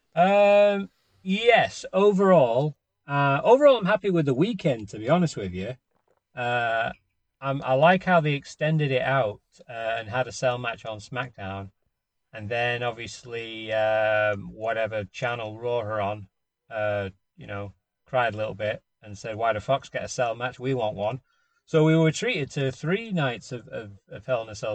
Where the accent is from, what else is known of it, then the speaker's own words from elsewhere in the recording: Warrington, North West England, United Kingdom; now in United States; from Warrington